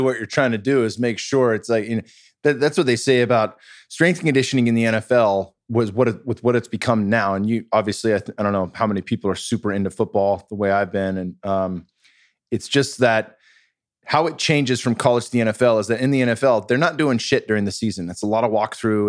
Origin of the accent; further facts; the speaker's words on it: Bay Area, California, United States; I'm from the Bay Area